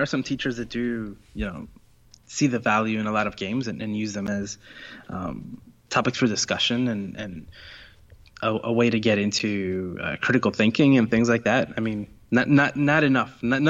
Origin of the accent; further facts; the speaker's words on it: Puerto Rico; moved away; So I grew up in Puerto Rico